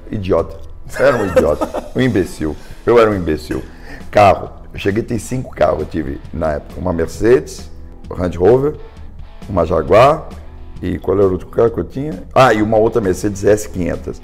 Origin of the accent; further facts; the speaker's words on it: Brazil; eu também sou brasileiro